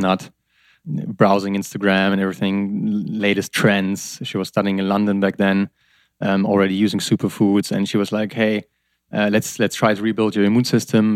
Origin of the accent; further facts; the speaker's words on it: Germany; I'm from Germany